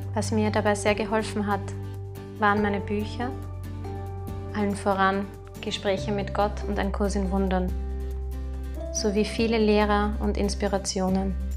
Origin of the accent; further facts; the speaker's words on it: Vienna, Austria; Ich komme aus Wien und darf in dieser traumhaften Stadt leben.